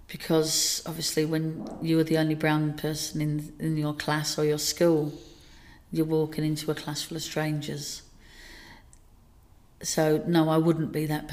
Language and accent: English; Dagenham, London, United Kingdom; now in Burnley, United Kingdom; I moved away from Dagenham to Burnley